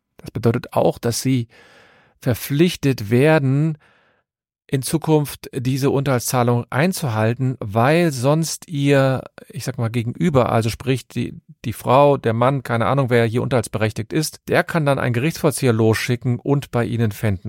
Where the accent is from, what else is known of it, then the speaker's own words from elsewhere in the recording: Cologne, North Rhine-Westphalia, Germany; ich komme aus Köln und habe meine Kanzlei in Köln